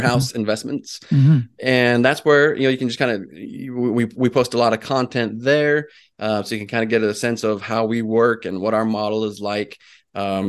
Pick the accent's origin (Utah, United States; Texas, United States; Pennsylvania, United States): Utah, United States; moved away as an adult; My wife and I we're both originally from Utah. Uh-huh. And we left there in 2010